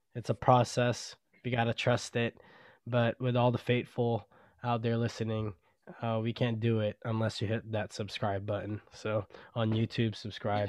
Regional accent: Garland, Texas, United States; now in Rockwall, United States; growing up in Garland, Texas, in Oak Glen Apartments

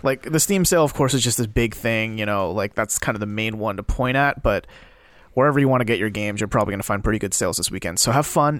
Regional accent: South Korea; moved away; I come from Korea

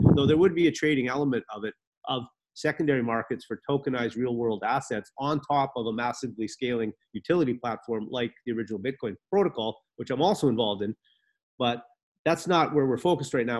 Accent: Canada; moved away as an adult; also born or lived in Antigua; now in Antigua and Barbuda; I used to watch a lot of sports growing up in Canada.

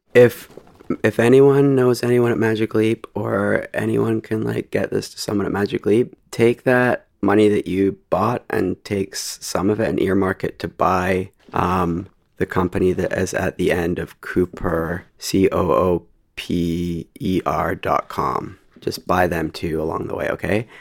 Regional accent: Canada; I'm Canadian

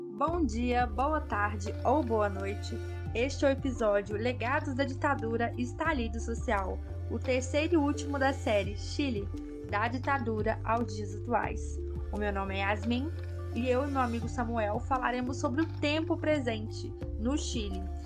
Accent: Brazil

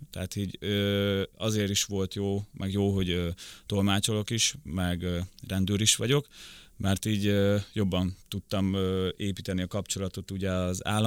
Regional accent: Rakhiv, Zakarpattia Oblast, Ukraine; born there; kárpátaljai, ugye sok kárpátaljai jön át onnan, tudják a többsége, hogy egyébként hol van Rahó, ahol születtem

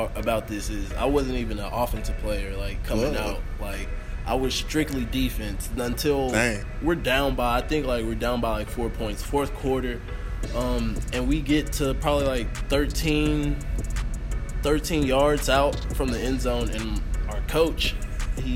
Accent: Guthrie, Oklahoma, United States; I'm from Guthrie, Oklahoma, man. Okay. Born and raised.

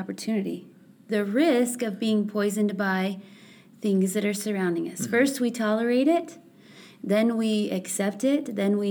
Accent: North Pole, Alaska, United States; moved away; I grew up in North Pole, Alaska

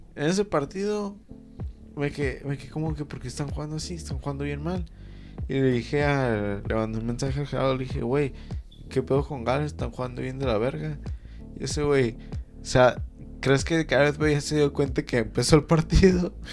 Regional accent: Mexico; soy mexicano.

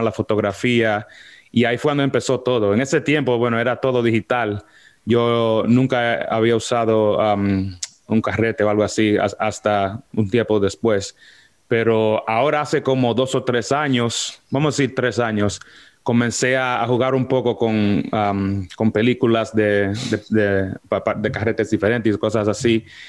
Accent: New York, United States; yo soy de los Estados Unidos, de Nueva York. Ah, eh, nací y me, y me crié en Washington Heights, en un pueblo allá en Alto Manhattan

